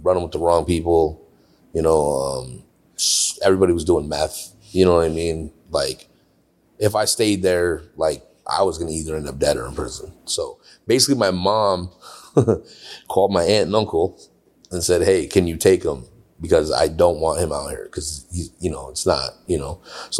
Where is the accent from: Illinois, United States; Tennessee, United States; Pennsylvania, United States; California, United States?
California, United States; moved away as an adult; now in Buffalo, United States; I grew up in California.